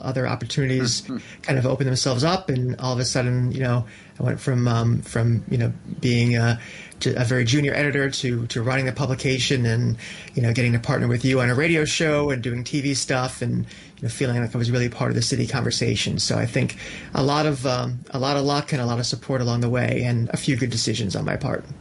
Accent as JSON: {"language": "English", "town": "New Britain", "region": "Connecticut", "country": "United States", "tie": "born or raised there", "also_born_or_lived": "New York City", "moved": "as an adult", "said": "my hometown of New Britain, Connecticut"}